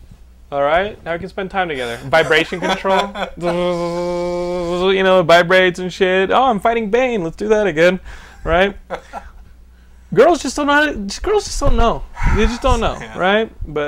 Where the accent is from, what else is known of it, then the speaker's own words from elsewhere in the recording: Texas, United States; You shut the fuck up. I'm from Texas.